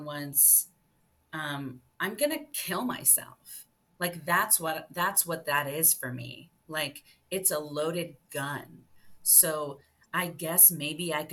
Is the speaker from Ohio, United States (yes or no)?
yes; suburban Ohio, United States; I'm a white suburban Ohio kid